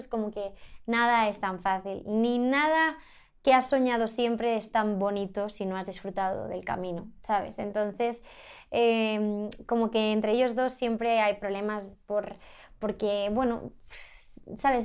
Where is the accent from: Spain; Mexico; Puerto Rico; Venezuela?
Spain; Sant Climent de Llobregat, Catalonia; moved away as an adult; now in Madrid, Spain; mi casa de, de mi pueblo, ¿sabes? La que crecí